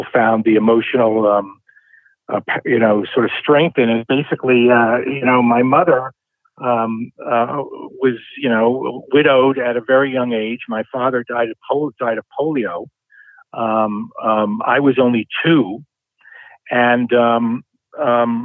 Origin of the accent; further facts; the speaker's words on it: New York City, New York, United States; I grew up in the Bronx, New York